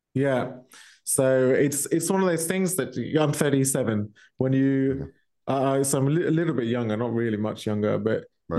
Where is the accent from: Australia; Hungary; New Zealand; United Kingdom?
United Kingdom; Milton Keynes, South East England; moved away as an adult; now in Germany; my hometown, Milton Keynes, uh, which is in UK